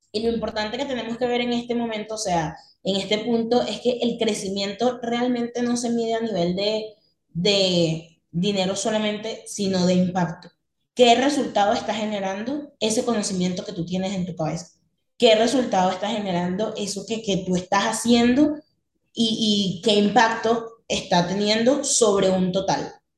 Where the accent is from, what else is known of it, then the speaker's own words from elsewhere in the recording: Venezuela; now in Medellín, Colombia; soy venezolana, tengo 24 años, en este momento estoy viviendo en Colombia, en la ciudad de Medellín